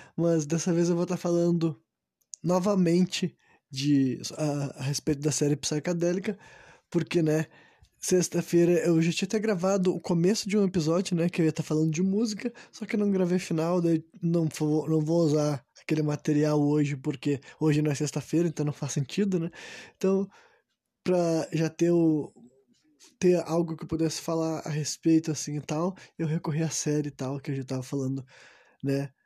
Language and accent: Portuguese; Brazil; sendo um cara do Brasil, né, como eu sou